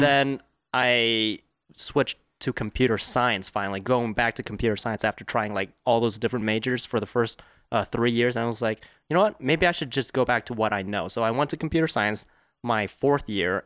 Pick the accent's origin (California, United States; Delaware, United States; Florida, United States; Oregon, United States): California, United States; Fountain Valley; I was born in Fountain Valley, California, which is, like, ten minutes from Garden Grove